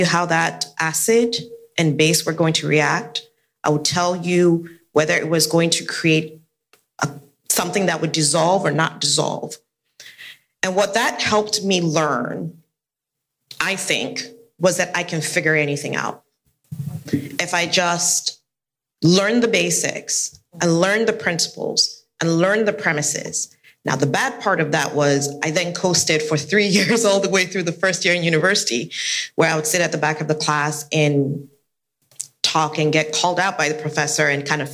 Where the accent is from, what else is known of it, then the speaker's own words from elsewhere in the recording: Nigeria; moved away; also born or lived in Sierra Leone; I grew up in Nigeria. My family's from Sierra Leone, West Africa, and I grew up in Nigeria.